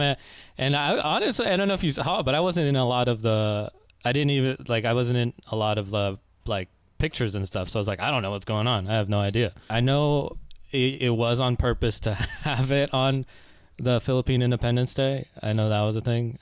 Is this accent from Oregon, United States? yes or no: no; Oakland, California, United States; also born or lived in Concord, California; I was born and raised in the Bay Area, uh, born in Oakland, and I spent a lot of time in, like, Concord, California.